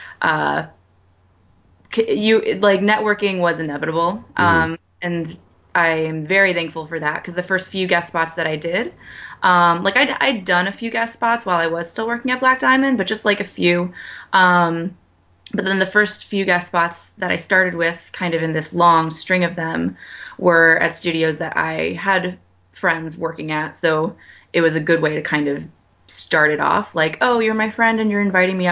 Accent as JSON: {"language": "English", "region": "Connecticut", "country": "United States", "tie": "born or raised there", "moved": "as an adult"}